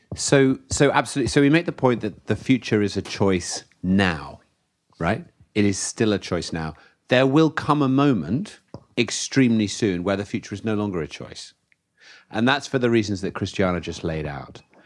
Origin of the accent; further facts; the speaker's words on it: United Kingdom; I come from the UK, the birthplace of the Industrial Revolution.